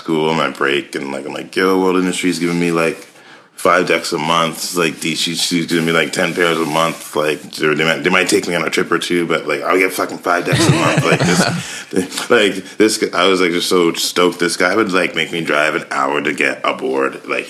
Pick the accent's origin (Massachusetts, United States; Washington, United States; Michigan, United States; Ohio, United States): Massachusetts, United States; Boston; born there; also born or lived in North Carolina; So yeah, I was born in Boston. Spent some time there shortly, and lived in Africa, West Africa for a bit. I was the only child born in America.